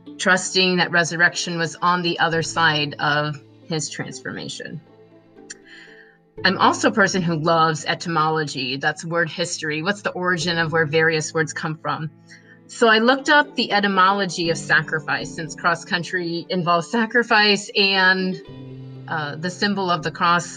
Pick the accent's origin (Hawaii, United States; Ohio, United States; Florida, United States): Ohio, United States; Cassella; I grew up in Maria Stein, Ohio, actually a small town outside of Maria Stein called Casella